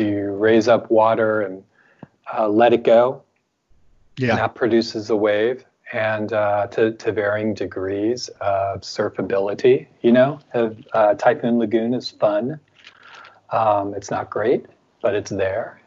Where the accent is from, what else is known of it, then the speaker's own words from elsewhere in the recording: United States; now in France; speaking as an American